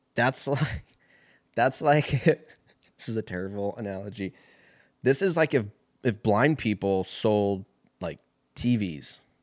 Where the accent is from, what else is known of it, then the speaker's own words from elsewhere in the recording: Lancaster, California, United States; moved away as an adult; also born or lived in Seattle; moved out there from my hometown out in Lancaster